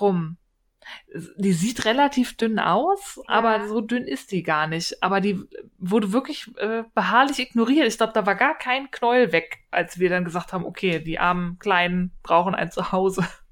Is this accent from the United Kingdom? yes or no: no; Berlin, Germany; accent: Berlin; ich bin Berlinerin, wir können kein